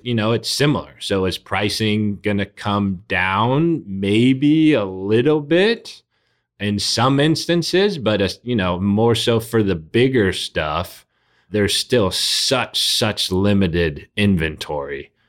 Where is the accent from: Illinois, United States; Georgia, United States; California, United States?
California, United States; South Bay; also born or lived in Oakland; I'm from the South Bay.